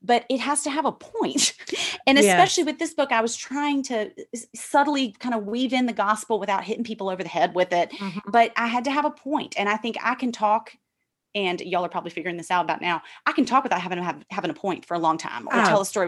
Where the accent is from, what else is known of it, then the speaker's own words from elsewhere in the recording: Memphis, Tennessee, United States; moved away as an adult; now in New York, United States; my experiences in church growing up in Memphis and moving to New York